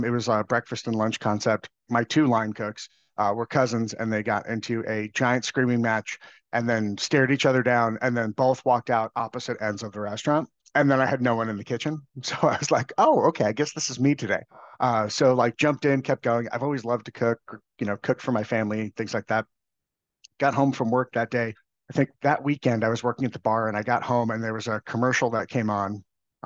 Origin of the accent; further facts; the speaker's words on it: Long Island, New York, United States; I grew up on Long Island in New York